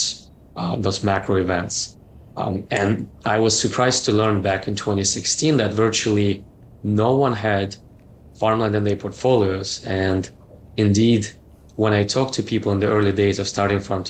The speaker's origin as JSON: {"language": "English", "country": "Canada", "said": "I'm Canadian, so I worked for Ontario Teachers Pension Plan"}